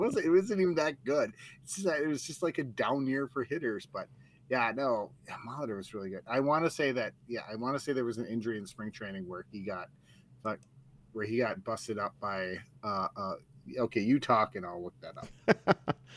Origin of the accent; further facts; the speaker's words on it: United States; moved away; also born or lived in Turtle Lake; I'm from Duluth, uh, or Turtle Lake originally, but Duluth Superior.